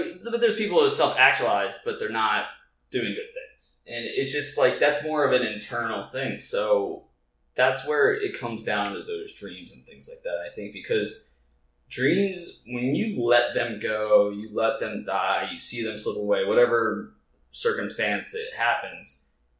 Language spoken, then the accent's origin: English; Delaware, United States; moved away; I was from Delaware